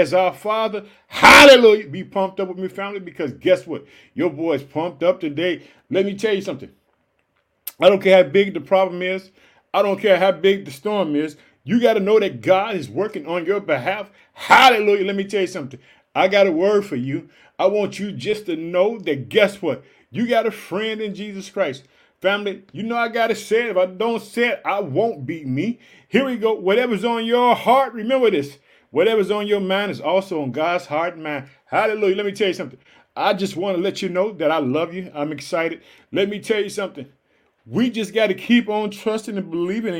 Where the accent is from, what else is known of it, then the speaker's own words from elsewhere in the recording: Illinois, United States; also born or lived in Chicago; In the United States, the state of Illinois is my home state. I live in the city of Chicago.